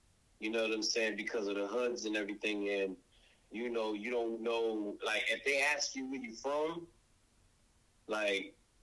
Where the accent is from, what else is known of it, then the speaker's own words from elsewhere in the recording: Boston, Massachusetts, United States; I moved around Boston, but I really grew up in Jamaica Plain.